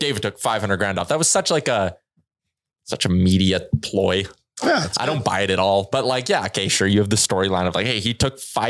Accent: Edmonton, Alberta, Canada; do I just take the sure thing that's right here in my hometown in Edmonton where I know I'm going to have a chance to win?

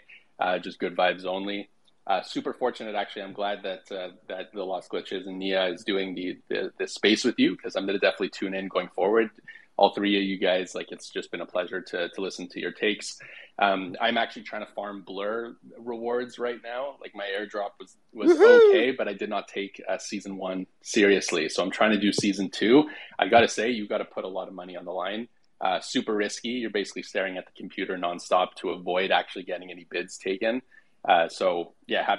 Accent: Quebec, Canada; I'm from Quebec, so French is second language.

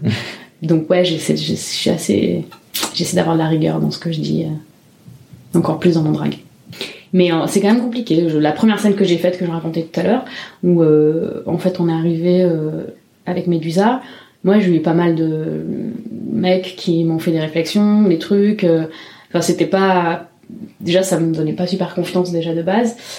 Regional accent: Marseille, Provence-Alpes-Côte d'Azur, France; moved away as an adult; now in Montpellier, France; Moi, je viens de Marseille

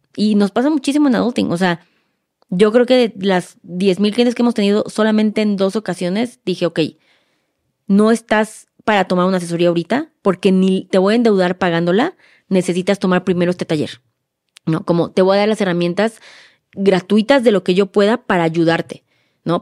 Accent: Mexico

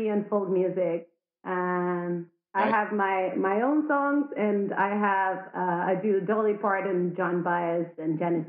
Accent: Argentina; also born or lived in Madrid, Spain; now in Mallorca, Spain; I'm from Argentina, but I've been living in Madrid for 9 years, and now I decided that I needed the beach, and I came to Mallorca, so here I am.

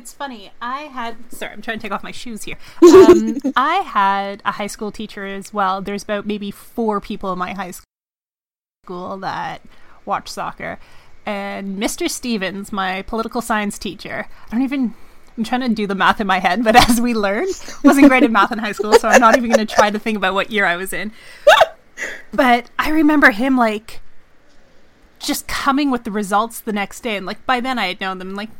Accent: India; Growing up in India, all midweek and European games were either a midnight or 1 a.m. kickoff, depending on daylight savings.

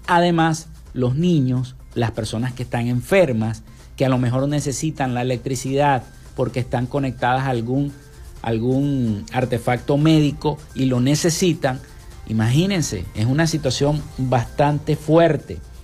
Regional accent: Venezuela

